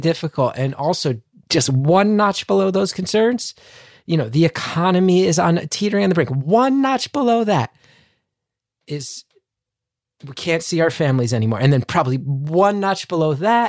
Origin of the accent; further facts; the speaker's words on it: West Orange, New Jersey, United States; I'm from West Orange